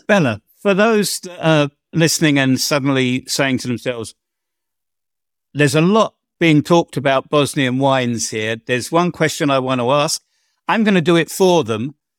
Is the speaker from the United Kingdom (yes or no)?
yes; England, United Kingdom; I'm an Englishman